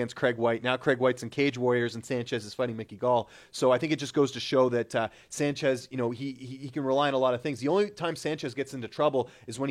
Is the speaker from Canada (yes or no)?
yes; Canada; as a Canadian